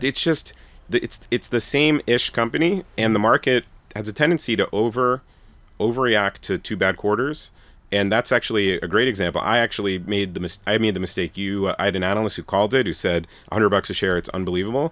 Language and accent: English; New York City, New York, United States; I'm from Brooklyn, Bensonhurst, Brooklyn